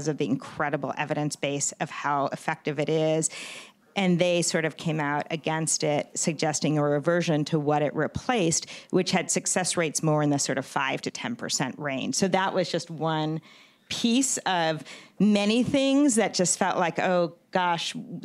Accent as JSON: {"language": "English", "region": "New York", "country": "United States", "moved": "yes", "lives_now": "San Francisco, United States", "said": "New York, I'm from New York"}